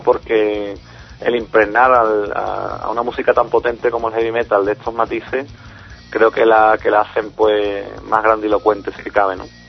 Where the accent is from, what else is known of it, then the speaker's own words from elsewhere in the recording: Cádiz, Andalusia, Spain; yo nací aquí en Cádiz, eh, me crié aquí en, la provincia